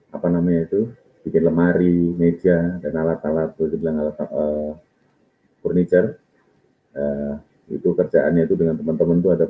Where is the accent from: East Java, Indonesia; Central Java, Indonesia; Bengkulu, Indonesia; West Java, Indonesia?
Central Java, Indonesia; Bondo; namanya desanya Desa Bondo. Daerahnya itu namanya Tok Jeru. Kalau sekarang diganti menjadi Tok Rejo. Daerah saya itu di utara eh, Pantai Jawa